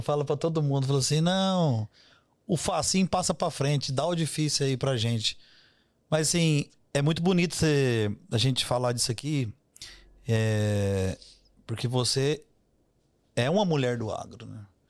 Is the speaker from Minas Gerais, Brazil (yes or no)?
yes; Minas Gerais, Brazil; Eu adoro conversar com gente, é como um bom mineiro